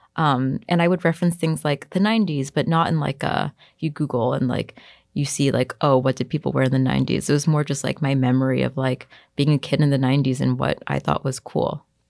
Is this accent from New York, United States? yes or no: yes; New York City, New York, United States; I grew up in Bayside, Queens, which is like a little suburb close to Long Island